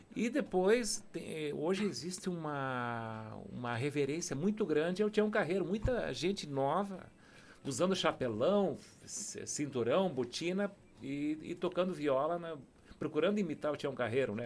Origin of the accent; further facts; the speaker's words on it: Serra Gaúcha, Rio Grande do Sul, Brazil; sou do Rio Grande do Sul, da Serra Gaúcha